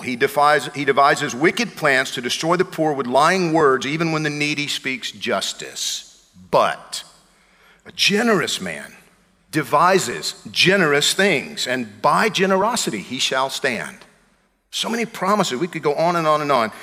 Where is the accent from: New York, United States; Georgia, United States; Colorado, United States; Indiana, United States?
Georgia, United States; I'm from Georgia.